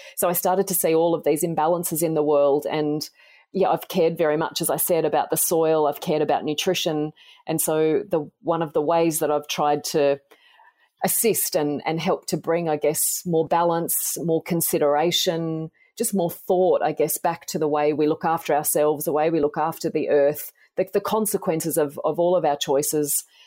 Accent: Tamworth, New South Wales, Australia; So I grew up in Tamworth in country New South Wales in Australia, and I loved growing up there.

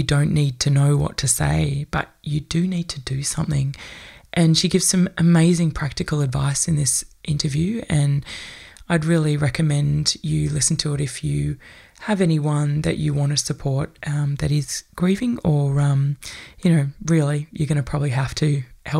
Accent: Australia; many of us as white Australian people

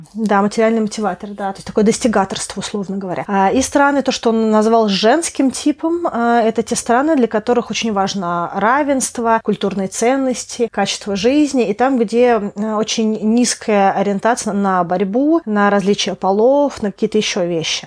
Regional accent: Russia; moved away; и ты, и я русские, но из-за того, что а, мы с тобой много где пожили

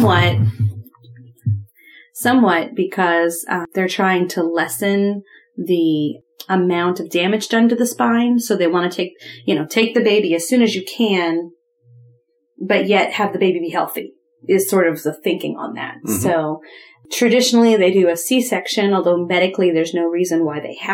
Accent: Ohio, United States; moved away; I grew up in Ohio

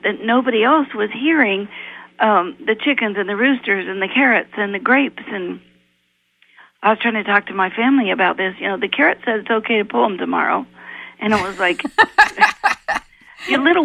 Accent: Appalachia, United States; I was raised in Appalachia, in poor Appalachia

